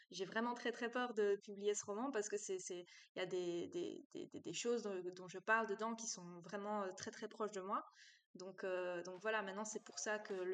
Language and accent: French; Brussels, Belgium; accent: Brussels; Et comme j'ai eu cours ici à Liège et que je venais de Bruxelles, elle s'attendait à ce que j'ai vraiment l'accent euh, bruxellois, quoi.